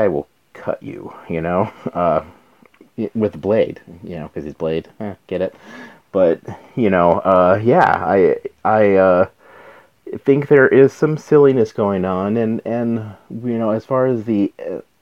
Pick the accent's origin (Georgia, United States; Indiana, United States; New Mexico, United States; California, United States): New Mexico, United States; I'm from New Mexico, so Anasazi ruins